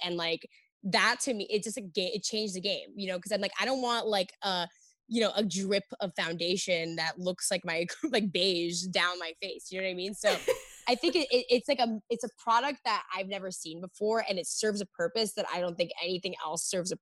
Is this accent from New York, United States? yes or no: yes; New York, United States; growing up in New York